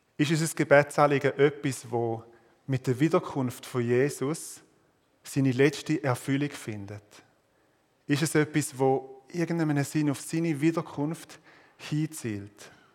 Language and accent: German; Switzerland; als Schweizer